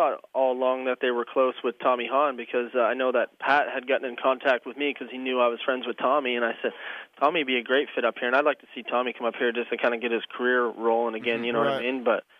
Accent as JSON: {"language": "English", "region": "Alberta", "country": "Canada", "said": "I'm from Northern Alberta. You know what I mean?"}